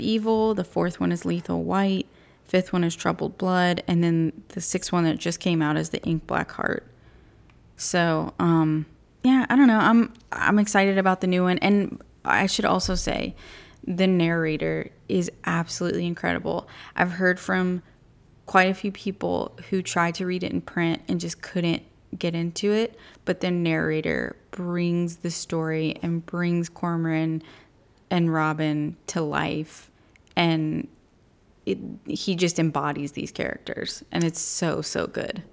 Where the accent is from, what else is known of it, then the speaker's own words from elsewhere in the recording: United States; as an American.